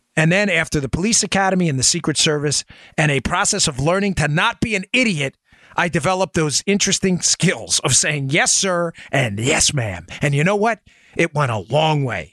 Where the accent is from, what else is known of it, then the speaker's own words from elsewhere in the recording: New York, United States; I grew up in New York